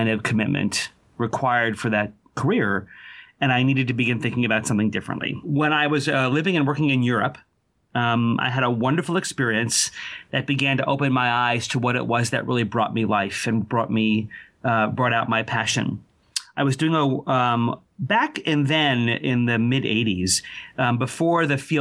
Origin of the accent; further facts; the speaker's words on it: outside New York City, United States; I grew up outside New York City